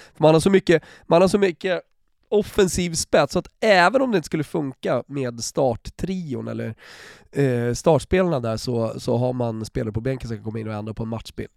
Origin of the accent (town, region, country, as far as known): Sweden